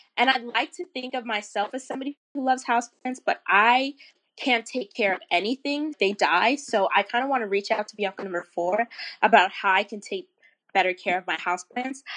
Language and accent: English; Florida, United States; I'm kind of from the South. I'm from Florida.